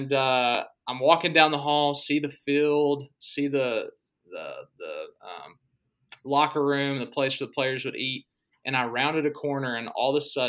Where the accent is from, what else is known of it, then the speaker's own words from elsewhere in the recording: Texas, United States; moved away as an adult; also born or lived in Arkansas; me growing up in Churches of Christ in Texas. And, I was young, I was a kid